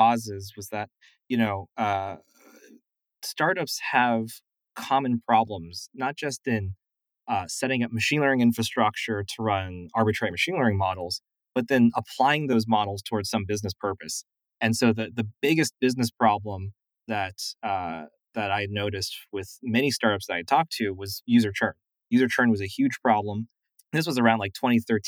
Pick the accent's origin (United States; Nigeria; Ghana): United States; San Diego, California; I was growing up in San Diego